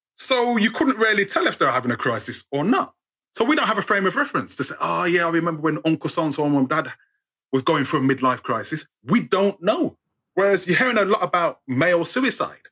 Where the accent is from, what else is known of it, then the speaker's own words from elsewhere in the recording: United Kingdom; we're British